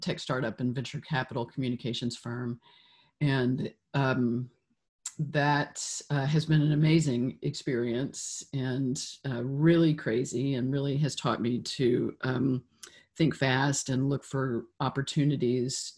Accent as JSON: {"language": "English", "town": "Memphis", "region": "Tennessee", "country": "United States", "tie": "born or raised there", "moved": "yes", "lives_now": "San Francisco, United States", "said": "I grew up in Memphis, which was hugely formative for me"}